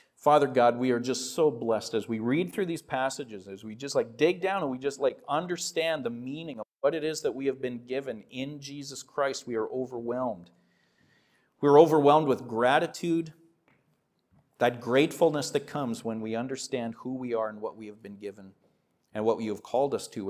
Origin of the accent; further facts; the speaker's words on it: Saskatoon, Saskatchewan, Canada; I'm from Saskatoon